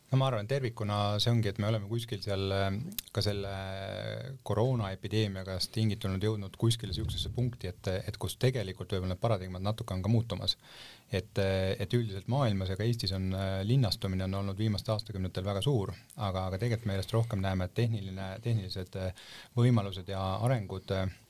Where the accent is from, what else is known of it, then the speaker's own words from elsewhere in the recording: Paide, Järva County, Estonia; ma ise olen näiteks Paidest pärit